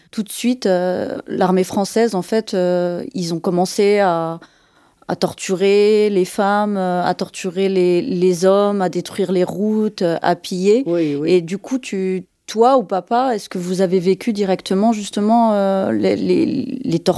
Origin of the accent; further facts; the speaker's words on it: France; moi je suis née en France